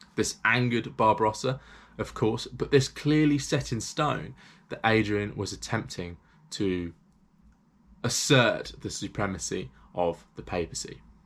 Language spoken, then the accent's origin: English; England, United Kingdom; because I'm English